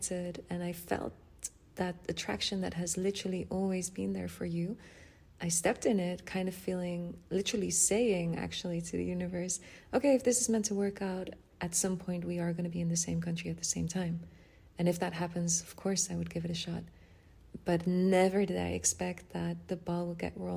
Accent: Netherlands; I'm from Holland

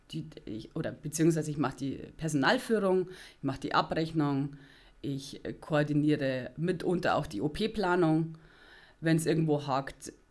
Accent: Rosenheim, Bavaria, Germany; ich bin eine, ein, ein Kleinstadtmädchen. ich komme aus Rosenheim und pendel, genau.

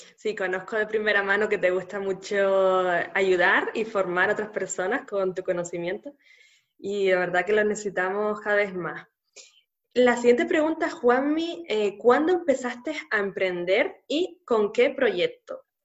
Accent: Canary Islands, Spain; nacida en Canarias

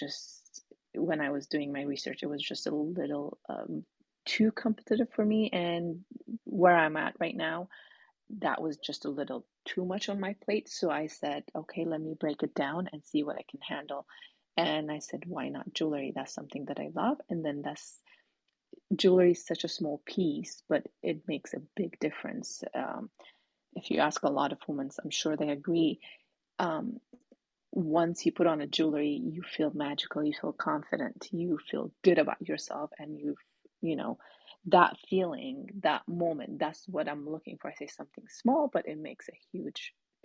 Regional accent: Ethiopia; now in United States; growing up in Ethiopia

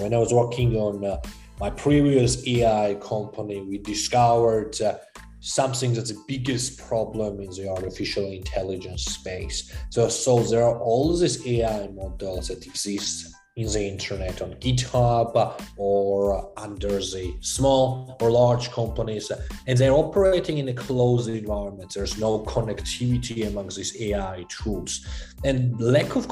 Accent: Georgia; moved away; I grew up in Eastern Europe, Republic of Georgia

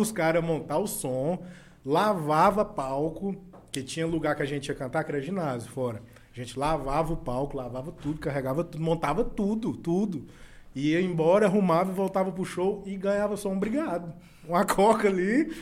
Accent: Jataí, Goiás, Brazil; also born or lived in Goiânia; Eu sou da minha cidade, eu carrego o nome da minha cidade, eu sou daqui

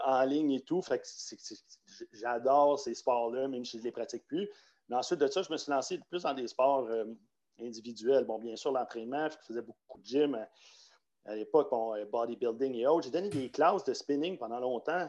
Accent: Quebec, Canada; Moi, je viens du Québec

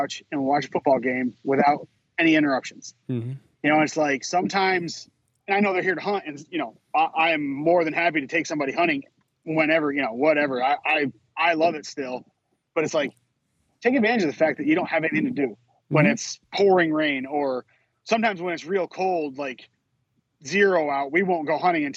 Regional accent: Western New York, United States; moved away as an adult; I grew up in Western New York. Till I was in like seventh grade, I lived in Western New York. Then I moved up to Northern New York up there by Canada

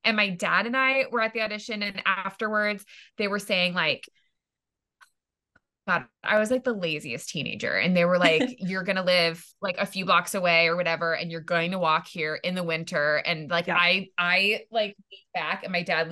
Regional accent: East Coast, United States; also born or lived in Los Angeles, United States; now in New York, United States; I grew up on the East Coast

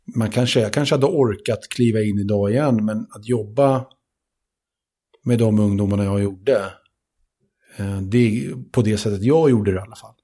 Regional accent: Sweden; jag är född i Sverige, och jag har svenska föräldrar

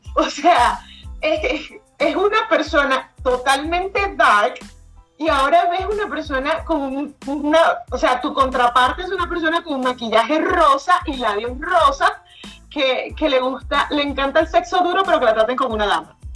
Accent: Venezuela; now in United States; yo vivo en Estados Unidos, Sharon vive en Chile, ambos somos venezolanas

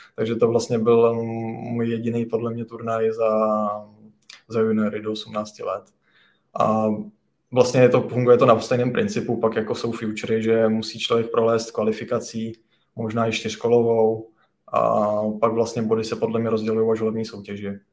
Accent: Nové Strašecí, Central Bohemian Region, Czechia; já pocházím z Nového Strašecí, to je vlastně mezi Kladnem a Rakovníkem.

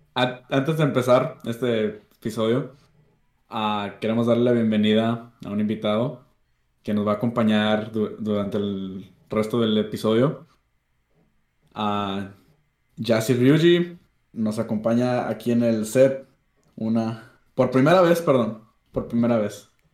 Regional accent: Laredo, Texas, United States; nací en lo que es Largo, Texas, para allá. Soy gringo. Mitad mexicano

